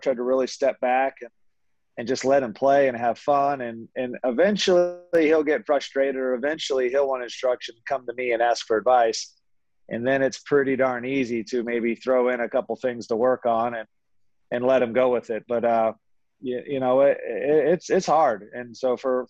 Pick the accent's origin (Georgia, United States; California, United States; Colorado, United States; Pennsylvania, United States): Pennsylvania, United States; Philadelphia; I grew up in the Philadelphia area, knew some great teachers in Philly